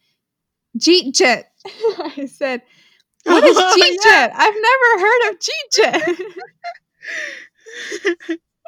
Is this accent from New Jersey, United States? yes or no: no; Houston, Texas, United States; we live in Houston. Like, we're from Houston.